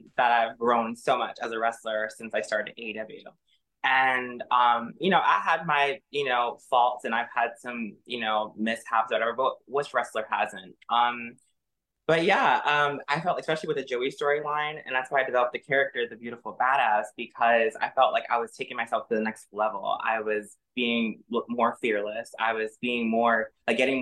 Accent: Newark, New Jersey, United States; Newark, which was amazing, it was my hometown

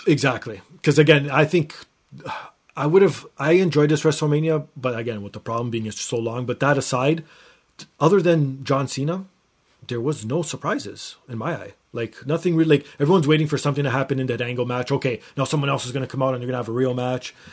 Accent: Toronto, Ontario, Canada; my hometown of Toronto

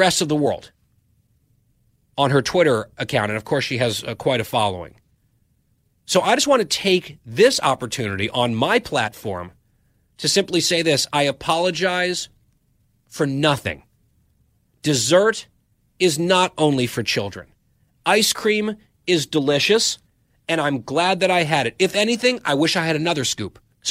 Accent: Saudi Arabia; I was born in Saudi Arabia

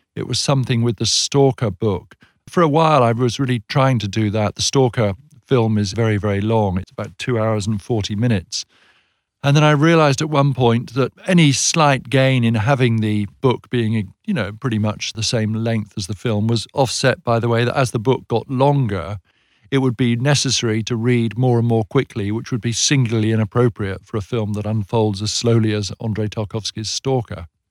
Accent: United Kingdom; we in Britain

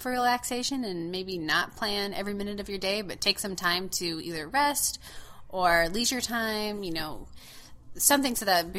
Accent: West Coast, United States; also born or lived in Utah; now in Wisconsin, United States; growing up on the West Coast, we never went to the East Coast

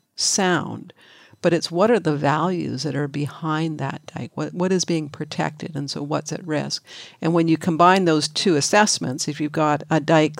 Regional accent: Vancouver, British Columbia, Canada; I grew up in Vancouver

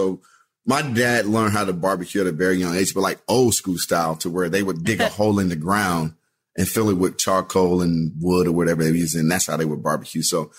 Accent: Texas, United States; because I have so many memories growing up in Texas, like going to Austin for everything.

